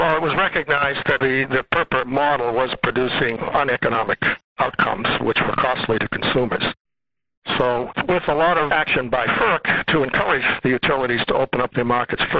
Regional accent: Belmont, Massachusetts, United States; moved away as an adult; also born or lived in Buffalo, New York; now in New York, United States; I grew up in Belmont, 7 miles west of Boston. Went to Catholic schools packed with baby boomers like myself.

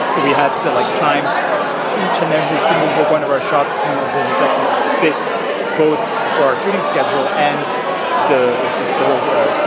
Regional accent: Montreal, Quebec, Canada; My uh, mom is from France and my dad is from Greece, but I actually grew up in Montreal.

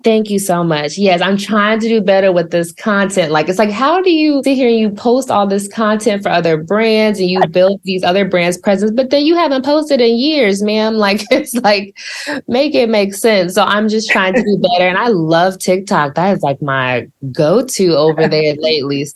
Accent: Columbia, Missouri, United States; moved away as an adult; also born or lived in Dallas, Texas; now in Atlanta, United States; I was born in Dallas, but I always say that I grew up in Columbia, Missouri, where I spent the majority of my life

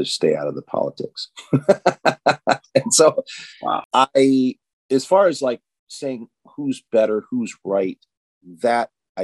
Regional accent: United States; I grew up in the Quad Cities, Illinois, Iowa

